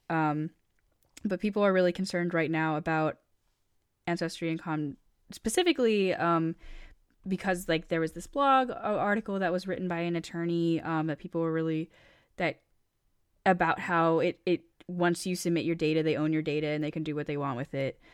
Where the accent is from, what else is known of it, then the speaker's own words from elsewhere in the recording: Maine, United States; so I grew up in Maine, and for those who don't know, Maine is an extremely white state